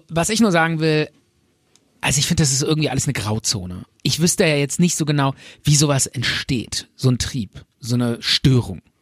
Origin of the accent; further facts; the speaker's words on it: Bonn, North Rhine-Westphalia, Germany; Wir kommen aus Bonn.